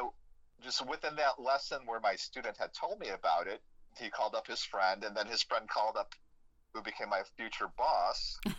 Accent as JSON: {"language": "English", "town": "Chicago", "region": "Illinois", "country": "United States", "tie": "born or raised there", "said": "I grew up in Chicago"}